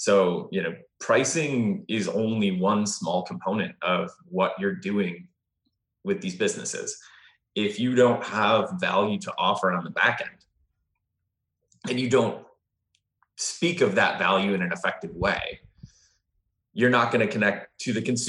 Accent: Midwest, United States; I'm from the Midwest

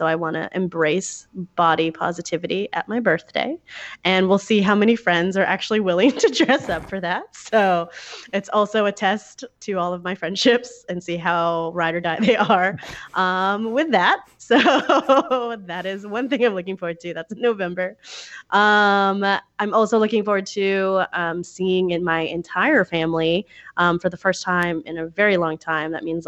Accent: Texas, United States; I'm really excited for NASPA 2020 in my home state of Texas

